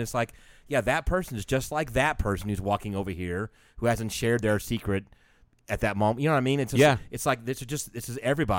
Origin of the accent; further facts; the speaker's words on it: Atlanta, Georgia, United States; I'm from Atlanta, so.